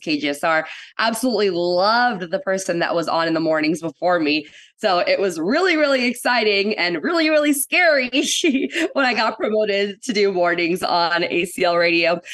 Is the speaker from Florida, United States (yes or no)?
no; Austin, Texas, United States; also born or lived in San Antonio, Texas / India; I grew up in Austin, um, oh. basically since I was three, and I was here until middle school ish